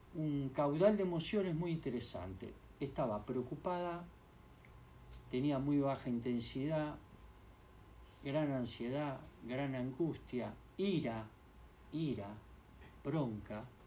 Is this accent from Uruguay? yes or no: yes; Uruguay; yo como buen uruguayo